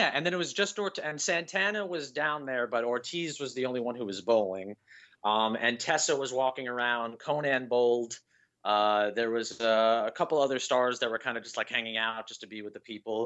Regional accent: Las Vegas, Nevada, United States; when you're growing up in Las Vegas

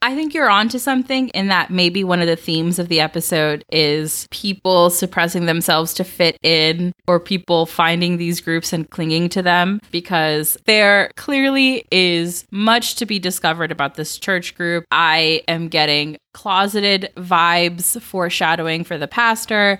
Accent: Georgia, United States; I grew up in Georgia.

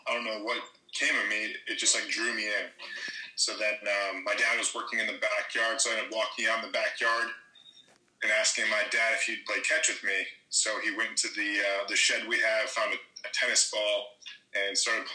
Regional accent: Detroit, Michigan, United States; I'm from Michigan in the Detroit area originally, so I grew up a Detroit Tigers fan

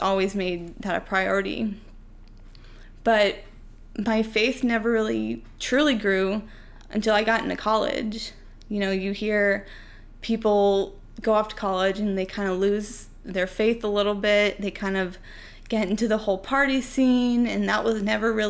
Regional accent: Urbana, Illinois, United States; I grew up in Central Illinois as well. I grew up in Urbana

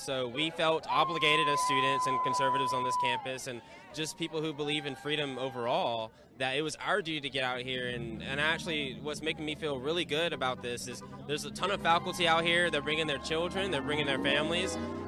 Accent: Auburn, Alabama, United States; I'm actually from Auburn. This is my hometown.

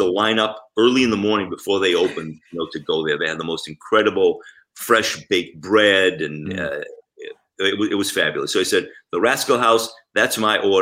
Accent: Israel; moved away; I grew up in Israel

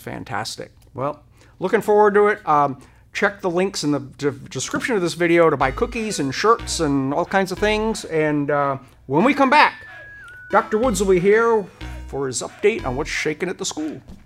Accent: Rhode Island, United States; now in Hennessey, United States; I grew up in Rhode Island

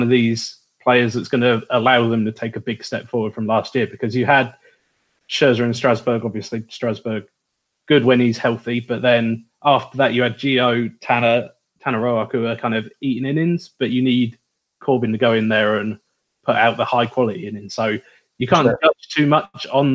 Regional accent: United Kingdom; accent: British; everyone can guess by my accent

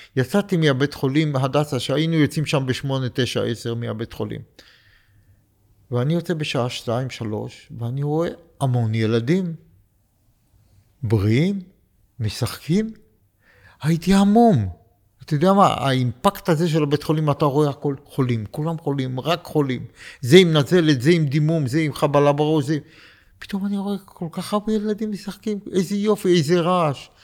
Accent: Beersheba, Southern District, Israel; moved away as an adult; also born or lived in Poland / Jerusalem / Rehovot / Katzir; now in Pardes Hanna, Israel; ואני גרתי בבאר שבע, כשבאתי מפולין, ישר עברתי לבאר שבע

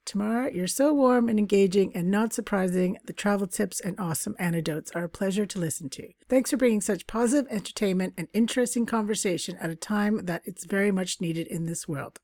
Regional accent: Canada; we're two Canadians

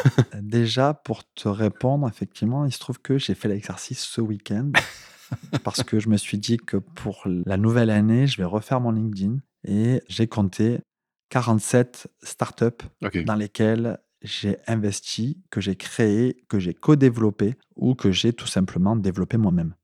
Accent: south of France, France; accent: southern French; comme tu l'as peut-être reconnu à mon accent, je viens du, sud de la France.

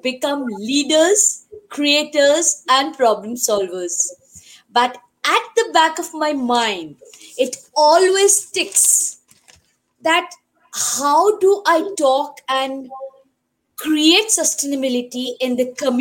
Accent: India; now in Johannesburg, South Africa; I am an Indian. I am staying in South Africa

